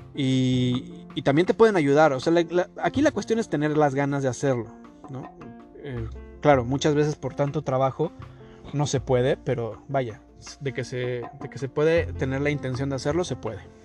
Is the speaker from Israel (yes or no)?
no; Mexico; now in Toronto, Canada; nosotros como mexicanos